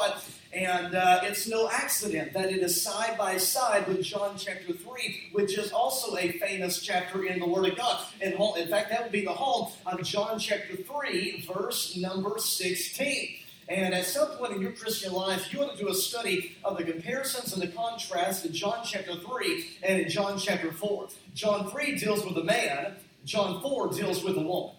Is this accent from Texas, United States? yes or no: yes; Cleburne, Texas, United States; moved away as an adult; now in Rogers, United States; I was born and raised in Texas.